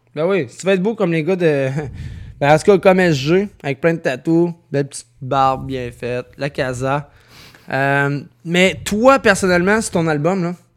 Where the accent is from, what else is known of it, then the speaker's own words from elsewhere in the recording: Lévis, Quebec, Canada; j'habite pas là, Je viens de Saint-Nic, là.